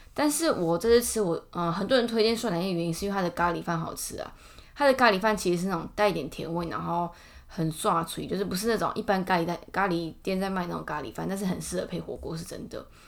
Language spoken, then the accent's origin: Chinese; Taichung, Taiwan; now in Taipei, Taiwan; 大家都知道我台中人，可是我大部分时间在台北嘛